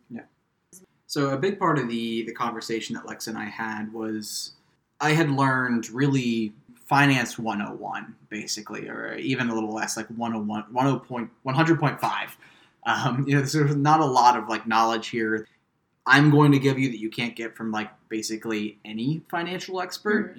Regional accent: Midwest, United States; moved away; I'm from the Midwest, which is a very man is the breadwinner kind of culture.

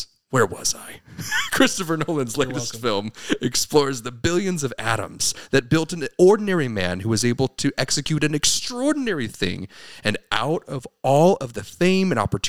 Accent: Ireland; Mostly because he's Irish. I'm Irish.

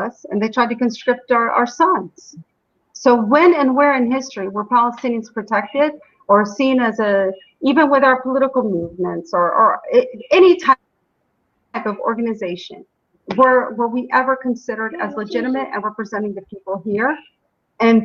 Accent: United States; now in Shuafat, Jerusalem; as an American

